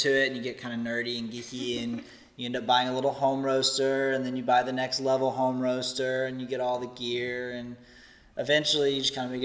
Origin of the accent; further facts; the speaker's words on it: Atlanta, Georgia, United States; moved away as an adult; also born or lived in India; now in Chattanooga, United States; We're originally from Atlanta, but we were living abroad for several years